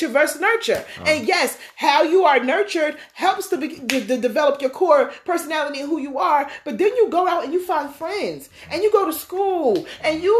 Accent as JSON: {"language": "English", "town": "Westfield", "region": "New Jersey", "country": "United States", "tie": "born or raised there", "said": "I'm from Westfield, New Jersey, which is the suburbs."}